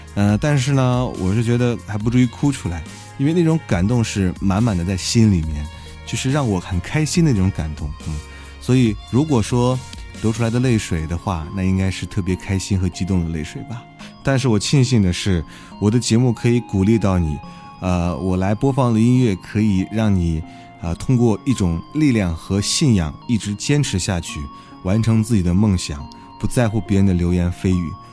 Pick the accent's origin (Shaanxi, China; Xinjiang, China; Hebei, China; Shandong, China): Shaanxi, China; Xi'an; 我是本地人在西安上学